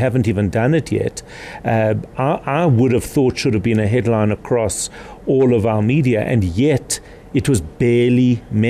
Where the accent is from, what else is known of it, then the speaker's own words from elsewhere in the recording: South Africa; we're South African.